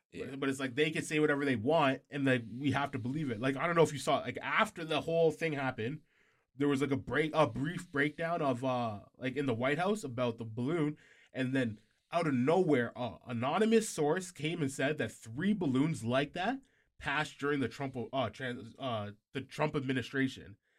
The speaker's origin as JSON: {"language": "English", "country": "Canada", "said": "we're Canadian, we're not even American"}